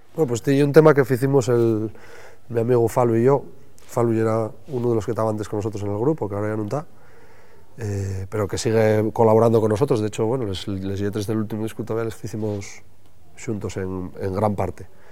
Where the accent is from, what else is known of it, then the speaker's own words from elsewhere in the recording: Llanera, Asturias, Spain; la gente de aquí de Llanera